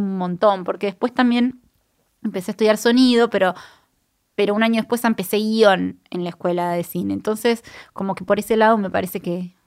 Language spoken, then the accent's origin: Spanish; Puerto Madryn, Chubut, Argentina; moved away; yo soy de Madrid, de Puerto Madrid, de Chubut